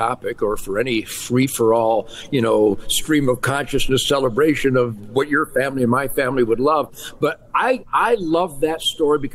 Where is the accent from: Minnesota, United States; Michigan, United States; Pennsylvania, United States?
Michigan, United States; Detroit; I was born, David, in the arsenal of democracy after we defeated the evil Japanese Empire and the Nazis. Detroit was the arsenal of democracy